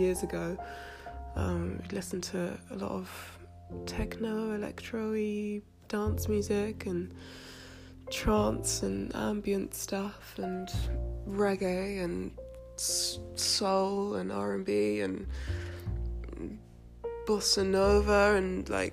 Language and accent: English; London, United Kingdom; I'm from South London. I'm born and bred South London. I live in Brixton. I grew up in between Clapham and Kennington, Camberwell